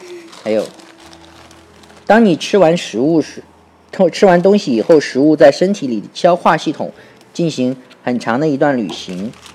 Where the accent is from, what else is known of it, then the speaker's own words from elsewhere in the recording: China; 我们中国人